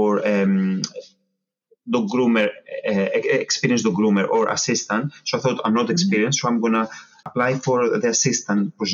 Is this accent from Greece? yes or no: yes; Patras, West Greece, Greece; moved away as an adult; now in England; I'm from Patra.